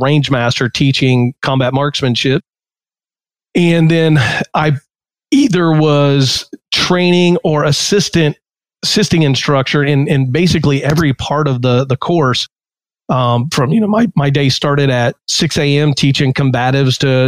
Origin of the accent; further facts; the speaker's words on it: North Carolina, United States; moved away as an adult; I grew up in North Carolina and I joined the Army when I was 22